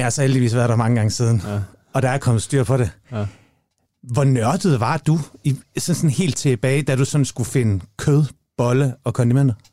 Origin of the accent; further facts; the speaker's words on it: Jutland, Denmark; moved away; Altså, vi er jo begge to jyder.